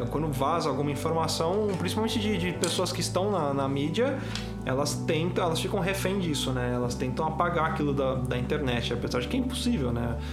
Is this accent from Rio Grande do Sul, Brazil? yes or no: no; São Paulo, Brazil; O pessoal já vê que a gente é de São Paulo quando a gente fala como eu sou top.